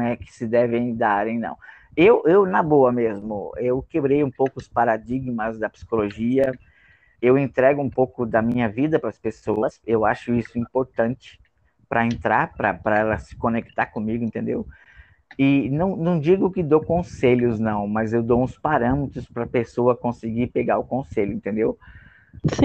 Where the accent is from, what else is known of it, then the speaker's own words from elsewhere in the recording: Rio Grande do Norte, Brazil; eu sou do Rio Grande do Norte